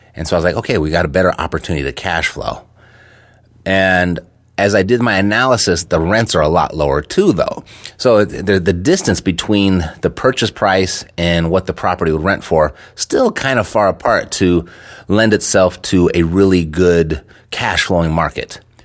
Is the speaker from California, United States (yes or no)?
yes; Los Angeles, California, United States; moved away as an adult; now in Las Vegas, United States; Born and raised in Los Angeles my entire life